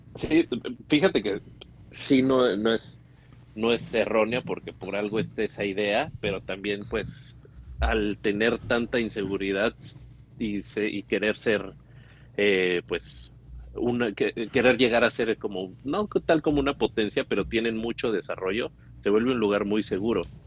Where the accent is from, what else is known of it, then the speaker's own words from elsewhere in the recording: Pachuca, Hidalgo, Mexico; moved away as an adult; now in United States; soy de Pachuca, Pachuca Hidalgo